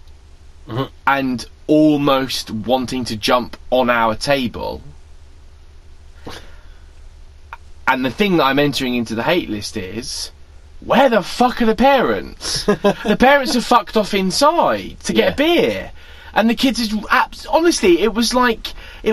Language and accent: English; United Kingdom; we're British